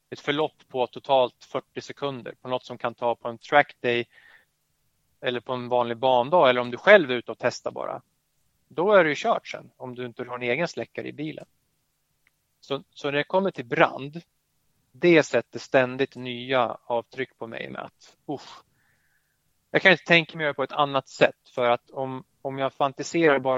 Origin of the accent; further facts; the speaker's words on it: Skåne, Sweden; accent: Skåne; nu kommer jag göra bort mig med min skånska dialekt här